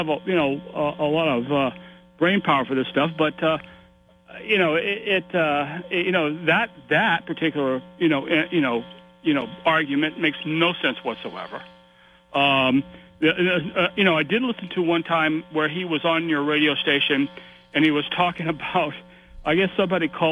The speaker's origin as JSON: {"language": "English", "region": "South Carolina", "country": "United States", "said": "I'm from South Carolina myself."}